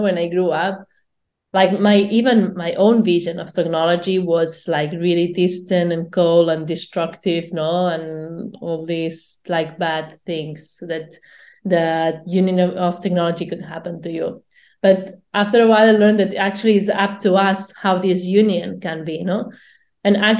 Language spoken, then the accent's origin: English; Barcelona, Catalonia, Spain; I'm from Barcelona